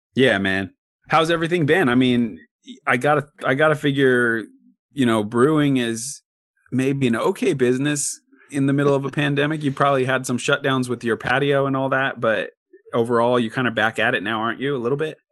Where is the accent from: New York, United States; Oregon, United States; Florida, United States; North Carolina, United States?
Oregon, United States; Corvallis; I was born and raised in Corvallis